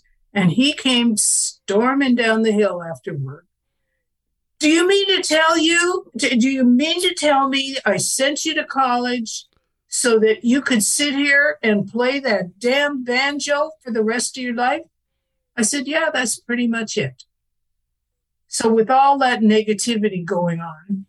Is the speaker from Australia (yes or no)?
no; Canada; I was born in Canada, and I lived in a house where radios were for news only